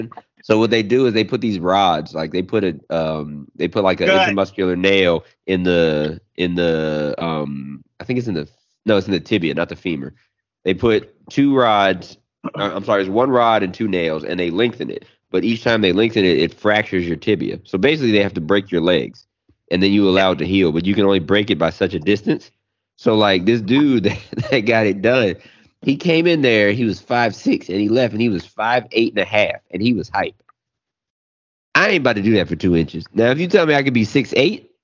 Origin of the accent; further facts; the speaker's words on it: Baltimore, Maryland, United States; I'm from Baltimore